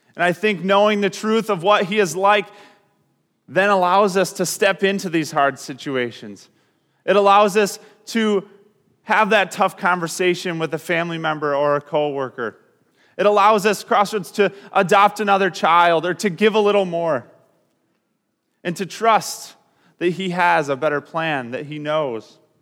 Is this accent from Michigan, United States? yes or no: yes; Grand Rapids, Michigan, United States; We're from Grand Rapids